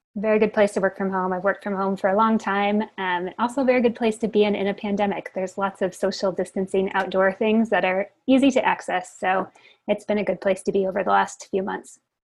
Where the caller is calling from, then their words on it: Bend, Oregon, United States; I'm calling from beautiful Bend, Oregon, in the mountains.